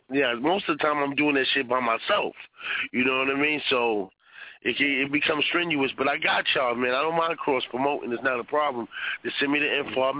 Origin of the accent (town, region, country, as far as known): New York, United States